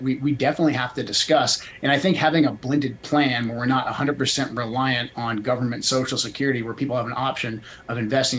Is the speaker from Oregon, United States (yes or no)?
yes; Portland, Oregon, United States; moved away as an adult; I grew up in Portland, left in 98, but I moved back briefly to get my kids closer to my family.